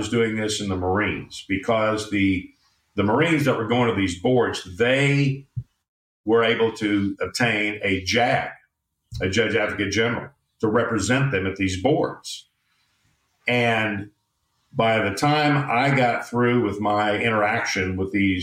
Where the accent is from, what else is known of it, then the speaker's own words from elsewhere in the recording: Tulsa, Oklahoma, United States; moved away as an adult; now in Houston, United States; Tulsa was my hometown